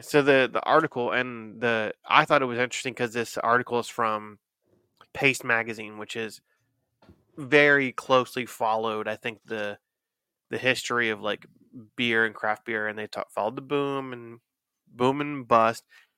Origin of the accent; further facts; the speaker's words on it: Cincinnati, Ohio, United States; From …. I'm from Cincy.